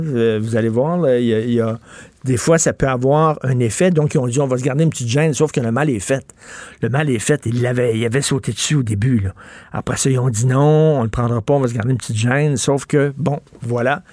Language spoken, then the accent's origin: French; Montreal, Quebec, Canada; je viens d'un milieu très modeste. Je viens de Verdun.